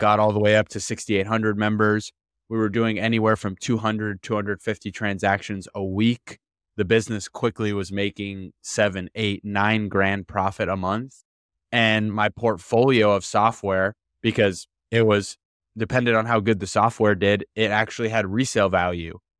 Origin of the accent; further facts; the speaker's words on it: Miami, Florida, United States; I'm from Miami